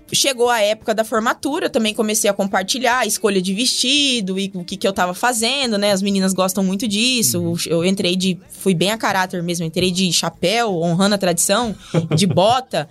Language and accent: Portuguese; Mato Grosso, Brazil; also born or lived in Agudos, São Paulo; vim pro Mato Grosso quando pequena, né? Com seis anos.